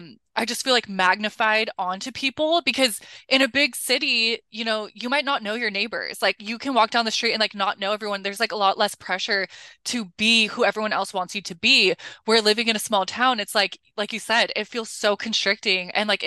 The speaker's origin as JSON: {"language": "English", "region": "Colorado", "country": "United States", "said": "I'm also from Colorado, from like the Midwest. It wasn't a super small town, but both my parents grew up in Nebraska in very small towns. And so all my family lives in small towns."}